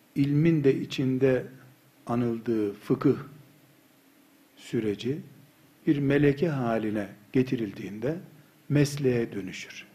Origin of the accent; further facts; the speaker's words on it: Black Sea Region, Turkey; biz Karadeniz çocuğu